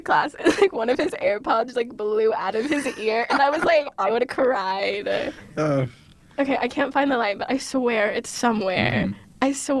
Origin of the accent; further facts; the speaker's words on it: the South, United States; I'm from the South